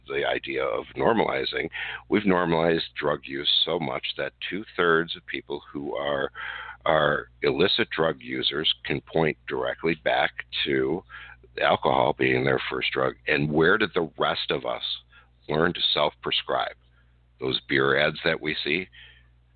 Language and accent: English; Wisconsin, United States; here in my home state of Wisconsin